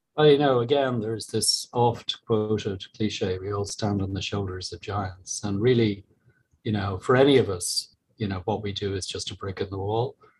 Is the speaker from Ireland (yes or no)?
yes; Ireland; moved away as an adult; also born or lived in Galway; as Irish people